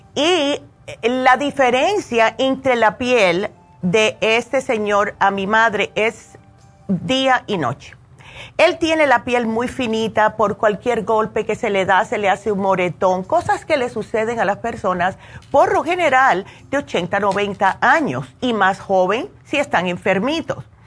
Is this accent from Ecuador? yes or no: no; New Jersey, United States; now in Las Vegas, United States; me crié en New Jersey, solamente tenemos tres meses de verano